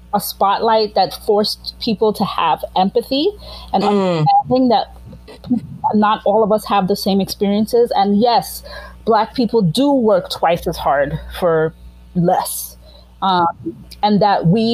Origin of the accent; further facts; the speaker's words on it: Grenada; I am like from Grenada